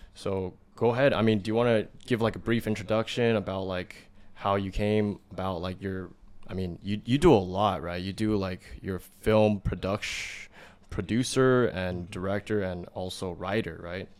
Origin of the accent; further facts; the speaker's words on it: United States; us in America, we grew up in America